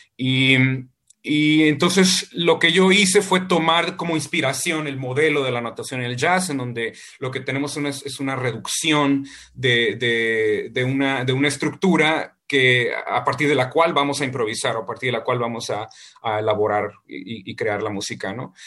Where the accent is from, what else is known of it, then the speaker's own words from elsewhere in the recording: Ensenada, Baja California, Mexico; moved away; para mí Ensenada es mi Ítaca y, cuando yo me fui de Ensenada todas las veces que me he ido de Ensenada